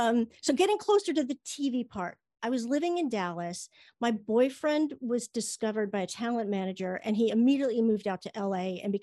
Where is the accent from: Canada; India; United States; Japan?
Japan; born there; also born or lived in England; Yeah, I was born in Japan, and I lived in England.